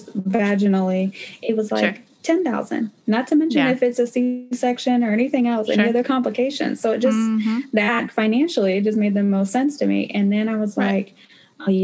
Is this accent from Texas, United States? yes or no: yes; Texas, United States; also born or lived in New York; I have been raised in Texas. I was born in New York